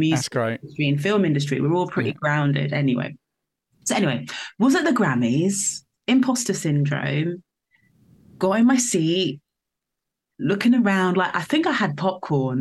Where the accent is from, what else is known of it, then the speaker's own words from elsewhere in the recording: Northampton, East Midlands, United Kingdom; I'm not from London. I'm from a small town was raised in the countryside in a village outside Northampton